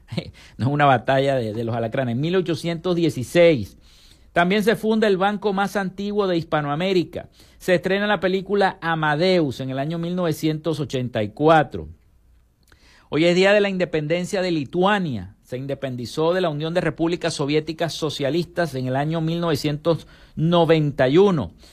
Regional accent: Maracaibo, Zulia, Venezuela; yo soy nacido en Santa Lucía

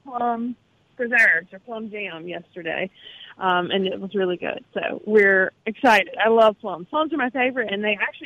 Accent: Vardaman, Mississippi, United States; the community that I grew up in and around Vardaman, Calhoun County

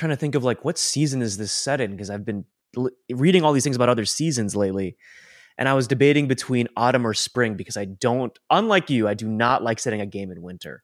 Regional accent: Colorado, United States; growing up in Colorado

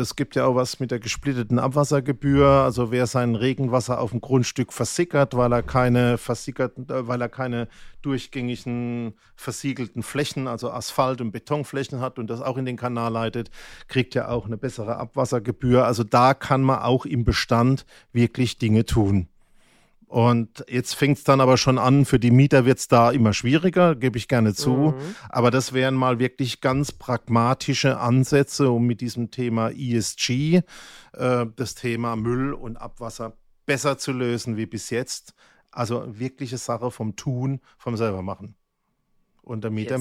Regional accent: Germany; ich bin ja Kurpfälzer

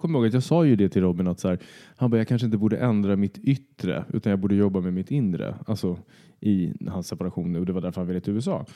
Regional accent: Södertälje, Stockholm County, Sweden; moved away; flytta från, först från Södertälje, där jag är uppvuxen, till Stockholm.

